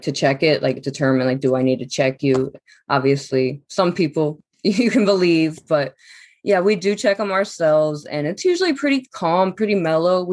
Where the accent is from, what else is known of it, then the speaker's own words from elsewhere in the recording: Powhatan, Virginia, United States; also born or lived in Savannah, Georgia; I'm technically from Powhatan, Virginia